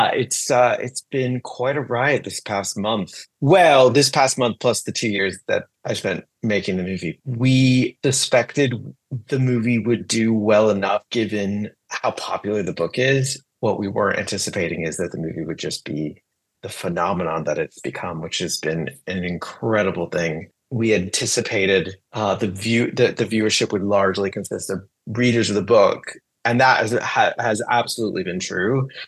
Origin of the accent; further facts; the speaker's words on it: United States; being an American teenager in the 90s